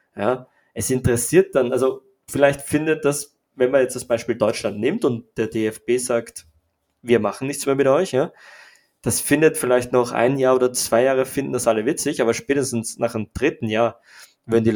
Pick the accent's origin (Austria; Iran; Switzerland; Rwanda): Austria; für mich als, als Österreicher